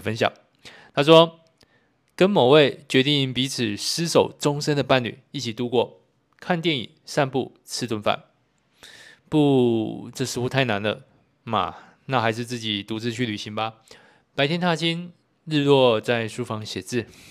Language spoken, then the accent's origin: Chinese; Kaohsiung, Taiwan; also born or lived in Tainan; 身为高雄人